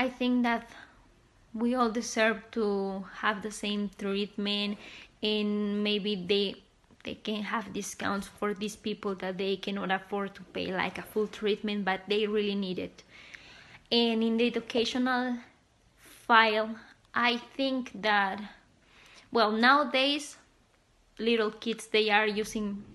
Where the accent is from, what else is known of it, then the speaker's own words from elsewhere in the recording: Mexico; I'm from Mexico.